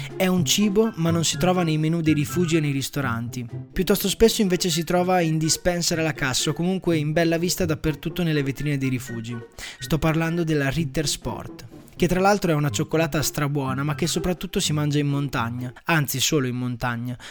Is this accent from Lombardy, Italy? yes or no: no; Emilia-Romagna, Italy; sono romagnolo